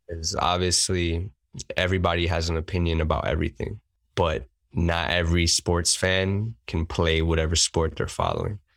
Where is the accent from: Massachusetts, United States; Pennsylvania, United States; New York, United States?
New York, United States; New York City; I've been here my whole life